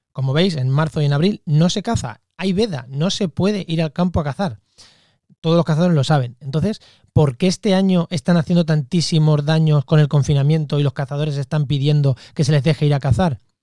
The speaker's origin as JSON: {"language": "Spanish", "town": "Munera", "region": "Castilla-La Mancha", "country": "Spain", "said": "yo soy de un pueblo de Castilla-La Mancha, de Albacete, se llama Munera"}